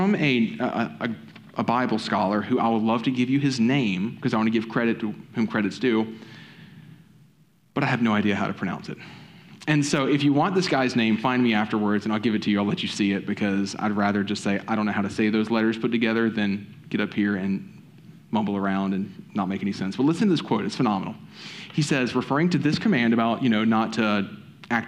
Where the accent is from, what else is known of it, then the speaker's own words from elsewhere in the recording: the South, United States; I'm from the South